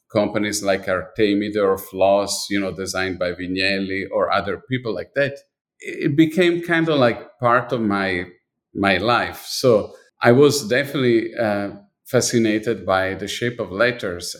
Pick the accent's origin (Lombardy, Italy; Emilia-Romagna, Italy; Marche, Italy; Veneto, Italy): Lombardy, Italy; Milan; moved away; I was born in Milan, and I was definitely dipped my body, my, my life, everything was really dipped in design